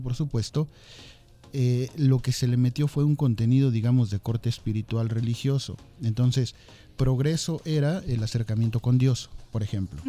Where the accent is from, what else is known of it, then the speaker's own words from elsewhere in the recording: Mexico; Así somos los mexicanos